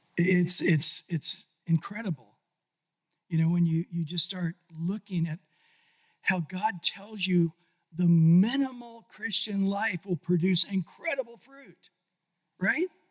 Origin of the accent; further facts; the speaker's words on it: Visalia, California, United States; I grew up in Central California in Visalia in the 60s